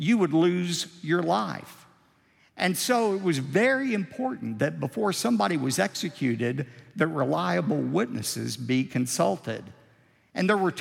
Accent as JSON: {"language": "English", "region": "Texas", "country": "United States", "said": "we're from Texas. We're known for creative embellishment"}